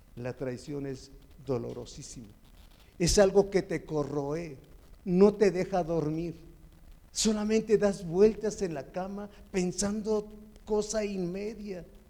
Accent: Chalco, State of Mexico, Mexico; Soy de Chalco.

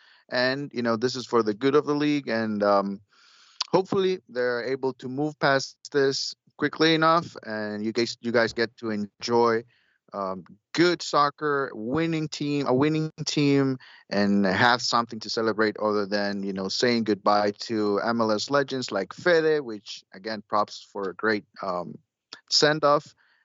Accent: Honduras; Growing up in Honduras, that's what we always order.

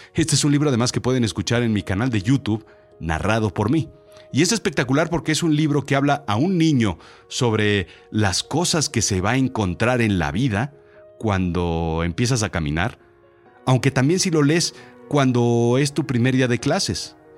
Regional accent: Mexico; Yo soy mexicano, yo nací aquí

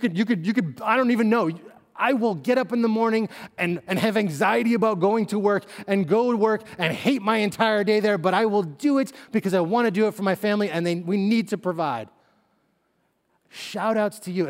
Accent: Northeast, United States; moved away as an adult; also born or lived in West Coast; move back to the Northeast where I was from and where my family, you know, still is

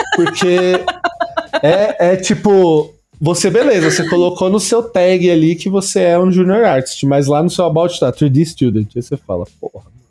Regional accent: Santo André, São Paulo, Brazil; eu falo de São Paulo porque eu sou de Santo André, mas é São Paulo

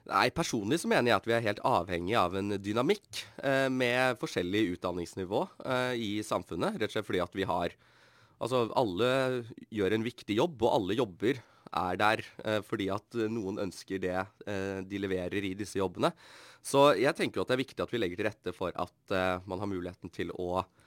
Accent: Bærum, Akershus, Norway; moved away as an adult; now in Bergen, Norway; Jeg kommer jo fra Bærum.

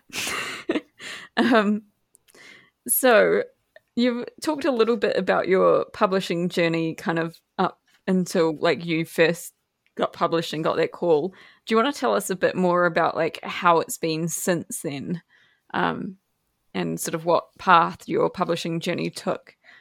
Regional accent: New Zealand; me being New Zealand

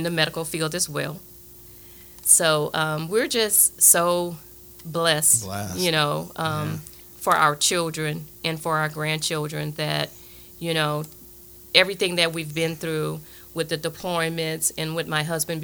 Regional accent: Lafayette, Louisiana, United States; moved away as an adult; return back to my hometown

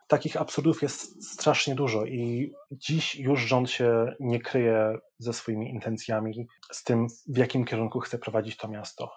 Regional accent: Sopot, Pomeranian Voivodeship, Poland; moved away as an adult; now in Hong Kong; nie, nie jestem już Sopocianinem

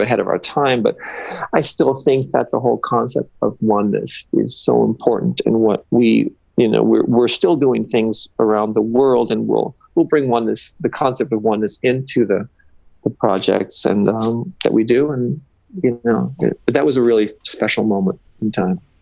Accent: Los Angeles, California, United States; I'm kind of from

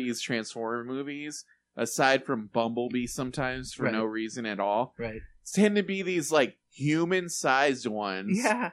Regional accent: California, United States; moved away; I'm from California

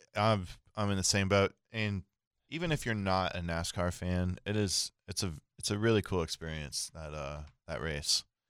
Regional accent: Central Florida, United States; I grew up in Central Florida

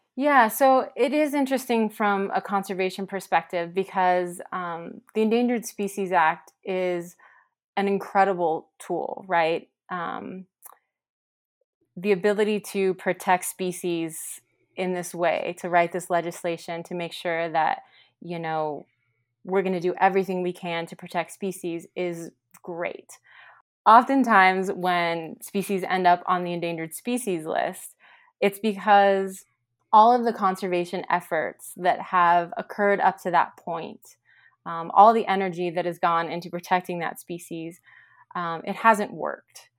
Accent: Central Valley, California, United States; now in Bishop, United States; I'm from the Central Valley in California, but I haven't lived there in a really long time

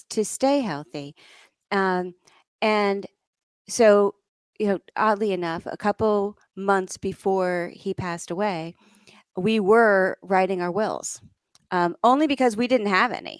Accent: suburb of New York City, United States; also born or lived in Vermont; we lived in a suburb of New York City

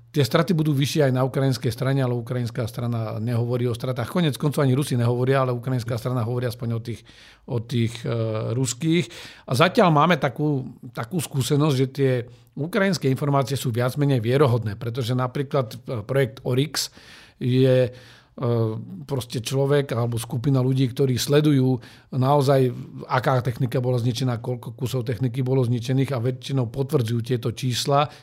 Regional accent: Slovakia

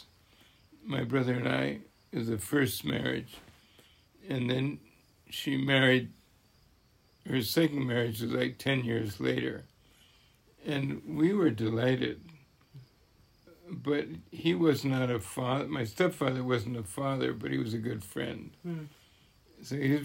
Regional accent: Vermont, United States; I was born in Vermont mm-hmm. and raised there

